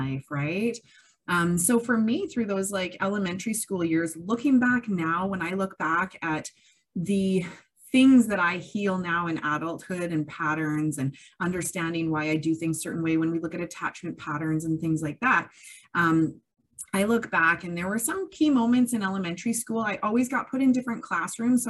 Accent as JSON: {"language": "English", "town": "Kamloops", "region": "British Columbia", "country": "Canada", "tie": "born or raised there", "said": "I was born and raised in Kamloops, so I know a lot of people around here"}